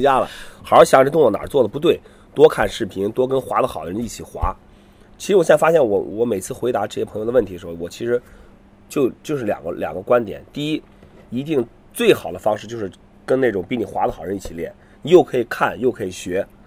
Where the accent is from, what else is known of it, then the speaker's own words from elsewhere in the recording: Qingdao, Shandong, China; 我是青岛人